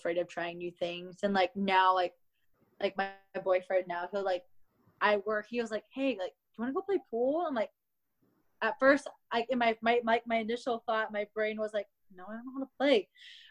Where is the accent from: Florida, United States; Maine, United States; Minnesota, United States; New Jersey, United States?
Minnesota, United States; I grew up in Minnesota